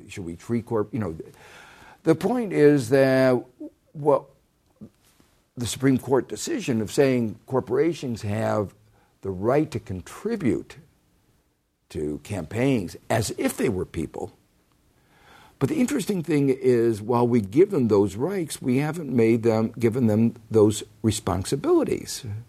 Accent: Gary, Indiana, United States; growing up in Gary, Indiana

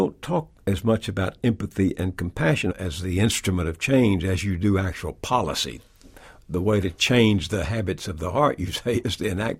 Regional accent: East Texas, United States; growing up in East Texas

